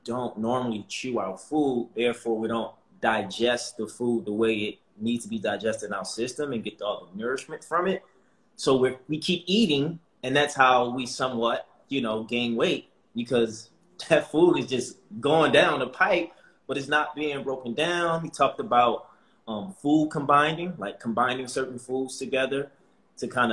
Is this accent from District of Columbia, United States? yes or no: no; Baltimore, Maryland, United States; I'm from Baltimore, Maryland, grew up in the inner city.